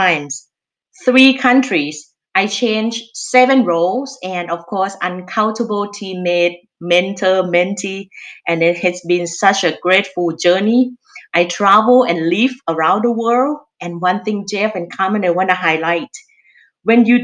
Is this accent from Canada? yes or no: no; Thailand; accent: Thai; English is a second language; moved away as an adult; you can tell by my accent, I'm Thai. I originally from Thailand. I moved here about 20 years ago. When I look back, I actually grew up in quite a moderate family in Thailand.